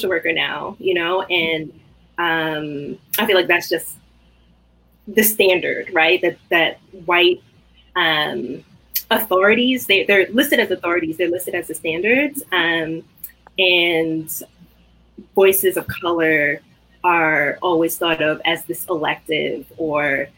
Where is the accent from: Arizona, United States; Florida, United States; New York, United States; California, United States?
New York, United States; New York City; I grew up in Brooklyn, like born and raised Brooklynite